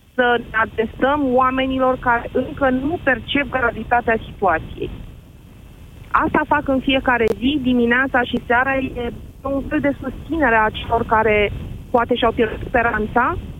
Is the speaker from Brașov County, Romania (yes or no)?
no; Drăgășani, Vâlcea County, Romania; Eu sunt din zona Drăgășanului